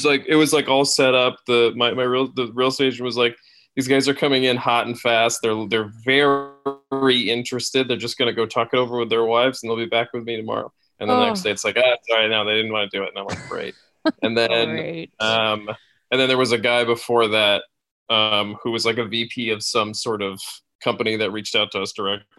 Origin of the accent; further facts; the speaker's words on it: Schenectady, New York, United States; also born or lived in Queens, New York; I grew up in Schenectady, New York, which is right outside Albany